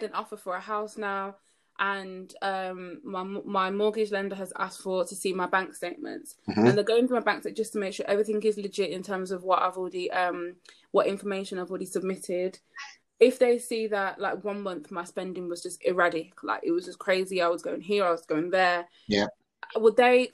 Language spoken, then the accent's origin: English; Birmingham, West Midlands, United Kingdom; I'm from Birmingham